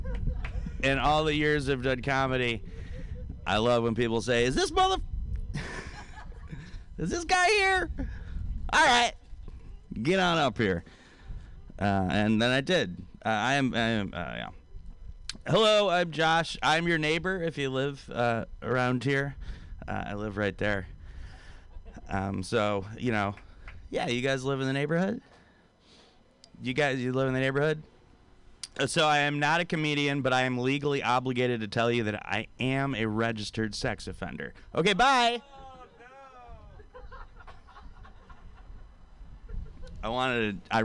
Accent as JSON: {"language": "English", "town": "Detroit", "region": "Michigan", "country": "United States", "moved": "yes", "lives_now": "San Francisco, United States", "said": "I'm originally from Detroit, Detroit, Michigan"}